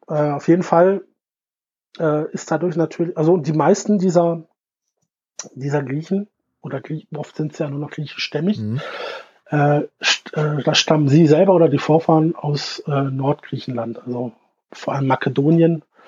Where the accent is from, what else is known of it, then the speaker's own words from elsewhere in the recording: Germany; ich als, als, als Deutscher